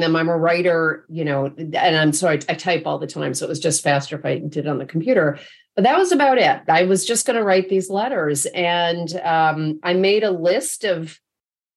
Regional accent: upstate New York, United States; now in Bay Area, United States; I live in the Bay Area now, but my folks were still in upstate New York where I grew up

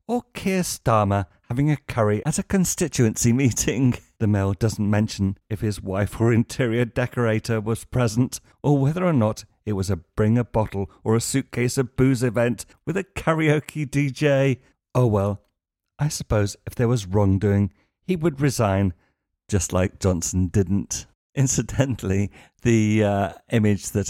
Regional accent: United Kingdom; now in Spain; we're British

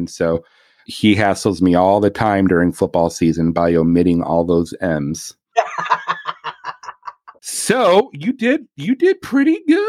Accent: Michigan, United States; I'm from Michigan. I'm a Michigander

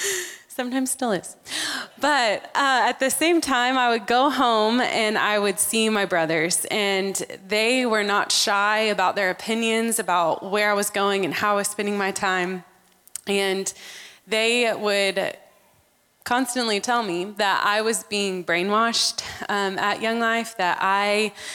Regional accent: Texas, United States; also born or lived in Amman, Jordan; back to Texas. And that's where we grew up

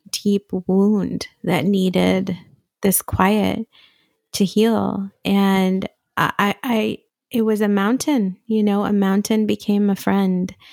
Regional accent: Syria; also born or lived in Riyadh, Saudi Arabia; I was born in Riyadh in Saudi Arabia. And I not Saudi Arabian. Yeah. I'm not Saudi. I'm Syrian. Um, my family is from Damascus, and we just happened to be in Saudi.

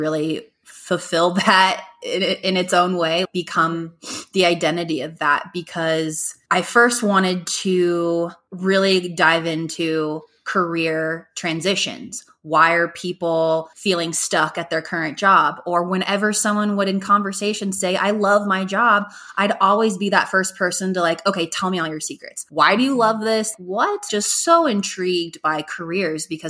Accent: Golden, Colorado, United States; also born or lived in Hawaii; now in Denver, United States; I'm from Golden, Colorado, but I've been living in Denver for over 10 years.

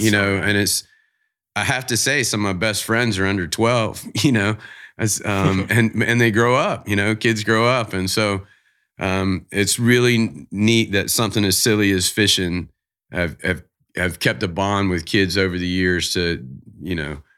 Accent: the South, United States; I'm from the South, man. So I'm, you know, don't lie. I'm a NASCAR fan. Grew up in NASCAR.

